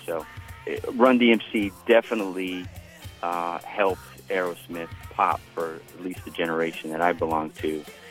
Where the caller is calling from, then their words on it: Miami, Florida, United States; I'm from Miami.